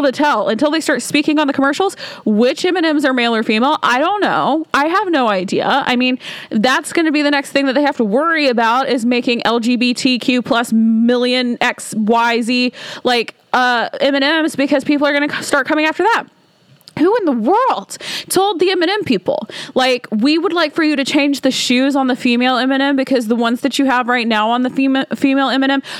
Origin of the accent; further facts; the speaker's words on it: Alabama, United States; now in Washington, D.C., United States; my hometown, y'all, is it's a small town in Alabama